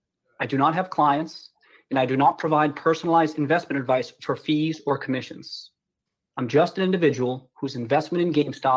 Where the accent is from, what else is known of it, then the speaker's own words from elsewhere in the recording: Brockton, Massachusetts, United States; I grew up in Brockton, Massachusetts. My family was not wealthy. My father was a truck driver and my mom a registered nurse. I was one of three kids